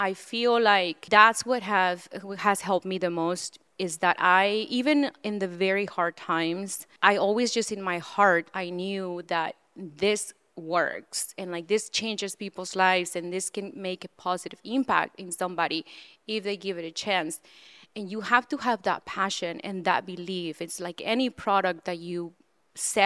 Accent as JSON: {"language": "English", "region": "central Mexico", "country": "Mexico", "tie": "born or raised there", "said": "I was born and raised in Central Mexico"}